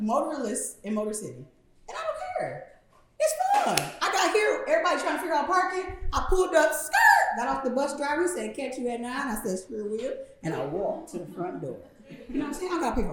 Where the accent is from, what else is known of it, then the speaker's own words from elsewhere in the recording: Detroit, Michigan, United States; born and raised in Detroit.